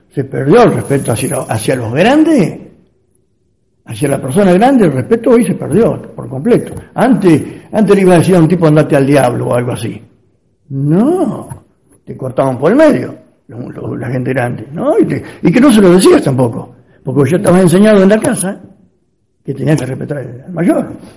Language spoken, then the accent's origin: Spanish; Pirovano, Buenos Aires, Argentina; also born or lived in Urdampilleta; venirme a mi pueblo